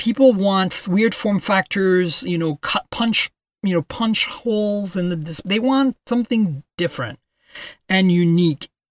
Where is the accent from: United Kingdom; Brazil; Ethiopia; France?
France; also born or lived in Canada; now in United States; I grew up in France